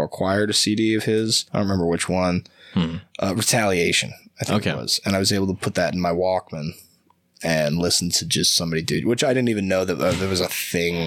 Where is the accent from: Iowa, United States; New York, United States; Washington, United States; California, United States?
Iowa, United States; Davenport; moved away as an adult; also born or lived in Cedar Falls, Iowa; now in Portland, United States; In my hometown, Davenport, Iowa